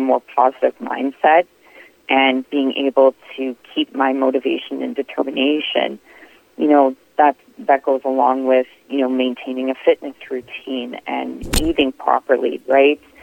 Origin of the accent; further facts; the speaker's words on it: Winnipeg, Manitoba, Canada; I born and raised in Winnipeg, Manitoba, Canada